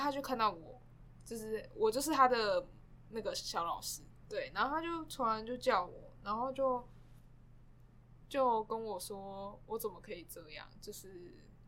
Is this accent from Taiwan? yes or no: yes; New Taipei, Taiwan; 因为我是新北人，然后其实我到台北上学